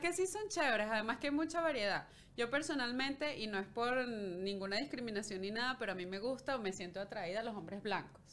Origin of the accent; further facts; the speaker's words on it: Carrizal, Miranda, Venezuela; moved away as an adult; now in Canada; Sí, en Caracas, en, en Carrizal, que eran los altos mirandinos.